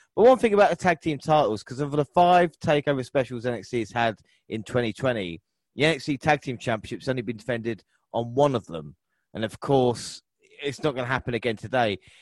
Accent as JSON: {"language": "English", "region": "England", "country": "United Kingdom", "said": "we're so English"}